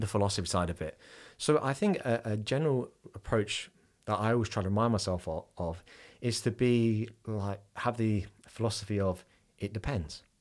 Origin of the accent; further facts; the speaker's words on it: England, United Kingdom; I am an Englishman